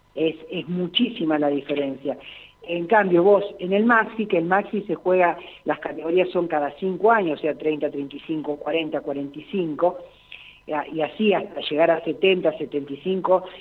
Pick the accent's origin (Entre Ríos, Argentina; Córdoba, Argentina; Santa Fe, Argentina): Santa Fe, Argentina; Gálvez; Yo soy de la ciudad de Galvez, provincia de Santa Fe